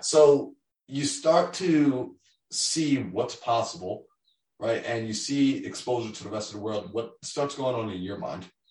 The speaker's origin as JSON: {"language": "English", "region": "New York", "country": "United States", "moved": "as an adult", "lives_now": "Arizona, United States", "said": "I'm originally from New York"}